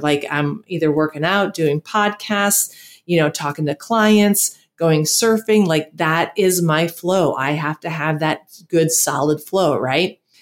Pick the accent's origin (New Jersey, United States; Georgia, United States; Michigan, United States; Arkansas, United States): Michigan, United States; moved away as an adult; also born or lived in Wisconsin / San Antonio, Texas; now in Costa Rica; I grew up in Michigan and lived in San Antonio.